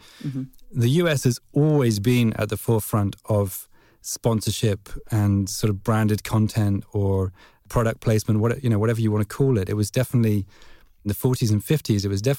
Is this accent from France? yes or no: no; England, United Kingdom; I'm English.